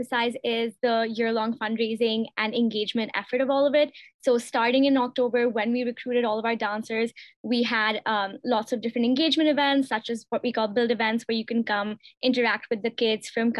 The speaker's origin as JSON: {"language": "English", "town": "New Delhi", "region": "Delhi", "country": "India", "moved": "yes", "said": "I'm also a senior, and I'm from New Delhi, India"}